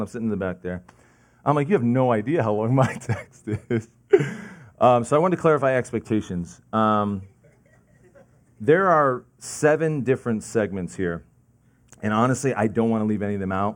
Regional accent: New Jersey, United States; also born or lived in Lincoln Park, New Jersey / Sussex County, New Jersey / Belleville, New Jersey; I'm from New Jersey

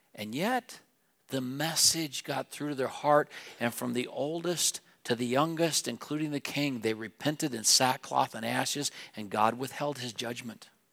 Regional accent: Wheatland, Wyoming, United States; moved away as an adult; now in Laramie, United States; I grew up in Wheatland, the mountains were west of me.

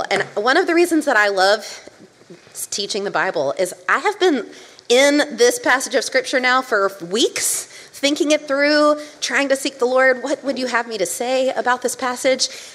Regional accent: Columbia, South Carolina, United States; moved away as an adult; now in Greenville, United States; I am from Columbia, South Carolina, the capital right in the middle of the Triangle State. And I lived in the same house from when I was 3 years old

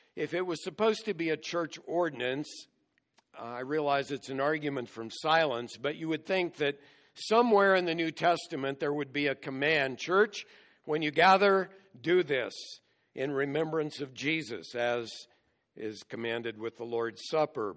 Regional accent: United States; as American Christians

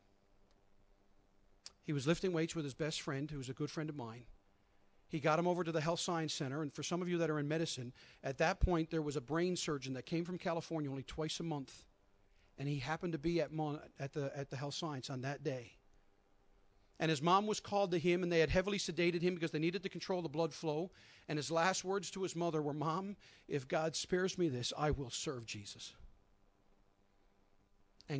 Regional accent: St. John's, Newfoundland and Labrador, Canada; We grew up together here in St. John's

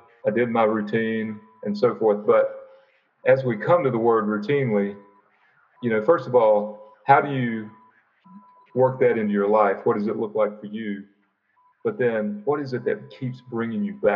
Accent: United States; as an American

